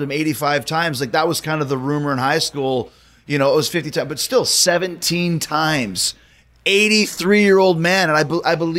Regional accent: Winnipeg, Manitoba, Canada; moved away; I grew up in Winnipeg, and I went to a high school called Westwood Collegiate

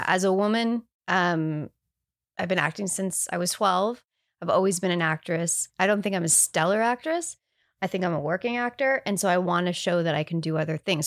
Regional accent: Canada; I say bag. I'm Canadian

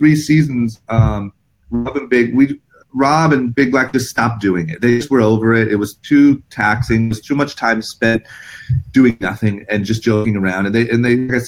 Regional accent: Akron, Ohio, United States; moved away as an adult; now in Los Angeles, United States; I'm from Akron, Ohio. I grew up skateboarding

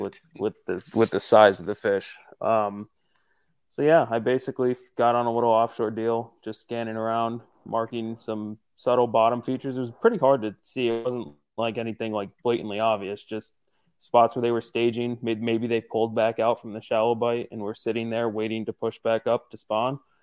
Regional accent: northeastern Pennsylvania, United States; I'm from Pennsylvania, northeastern Pennsylvania specifically

